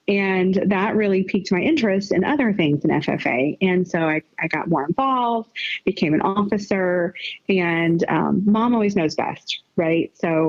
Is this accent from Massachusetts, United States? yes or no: yes; Greenfield, Massachusetts, United States; also born or lived in Round Rock; I grew up in Western Mass, Greenfield area. And then I moved with my mom to Central Texas, to Round Rock, to be more specific, which is right above Austin